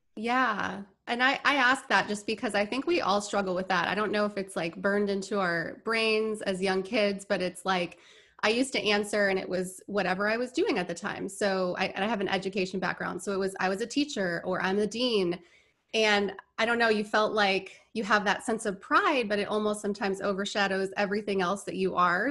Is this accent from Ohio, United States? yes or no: no; Indiana, United States; moved away as an adult; also born or lived in Orlando, Florida; now in Tampa, United States; I grew up in Indiana